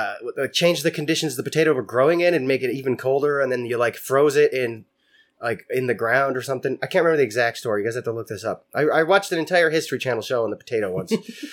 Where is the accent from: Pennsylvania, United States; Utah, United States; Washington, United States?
Washington, United States; Spokane; Growing up in Spokane